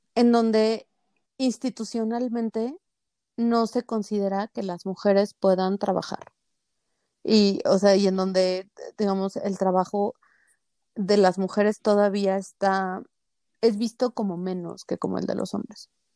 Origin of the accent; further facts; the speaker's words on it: Mexico City, Mexico; yo soy de la Ciudad de México